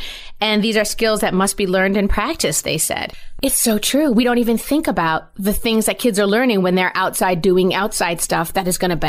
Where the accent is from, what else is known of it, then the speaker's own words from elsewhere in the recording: West Greenwich, Rhode Island, United States; I grew up in Rhode Island. I loved it. I loved where I grew up.